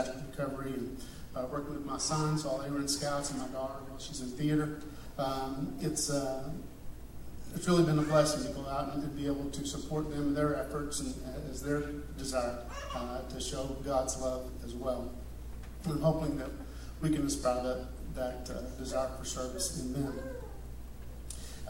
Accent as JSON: {"language": "English", "area": "Beaumont area", "region": "Texas", "country": "United States", "tie": "born or raised there", "also_born_or_lived": "Houston, Texas", "moved": "as an adult", "lives_now": "Georgia, United States", "said": "I grew up in Texas, and I was going to church in a small town, in the Beaumont area"}